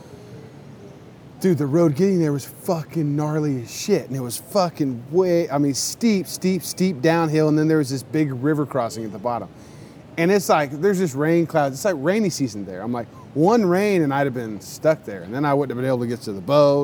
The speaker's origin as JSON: {"language": "English", "country": "United States", "said": "I'm an American down here"}